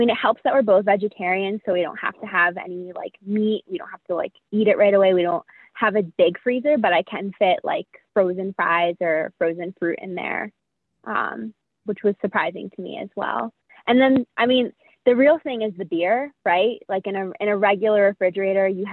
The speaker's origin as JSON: {"language": "English", "region": "New Jersey", "country": "United States", "moved": "as an adult", "said": "we're both really loud because we're from New Jersey"}